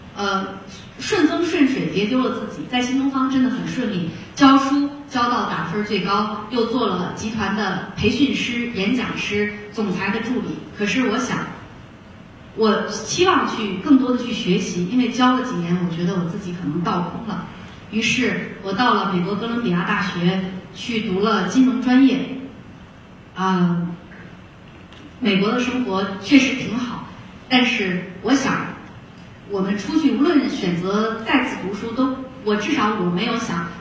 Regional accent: Shaanxi, China; moved away; also born or lived in Beijing; 我是在陕西出生，陕西长大，那个时候网络也不是很发达，很闭塞

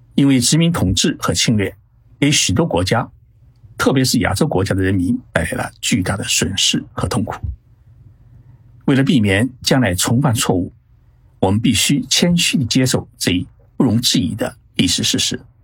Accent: China; now in Tokyo, Japan; 对于我们中国人来说啊，这一天是我们取得抗日战争胜利的日子

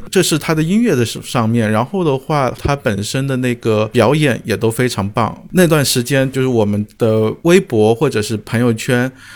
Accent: China; 我们中国人

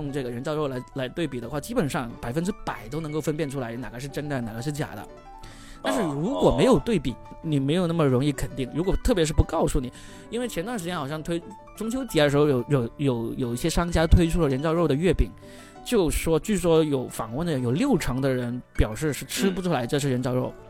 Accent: Guangdong, China; 我从小我是在那个呃农村长大的，我从小吃的肯绝对就是走地鸡。所以呢，我们广东这边，特别是这种小城镇、小农村出来的人呢

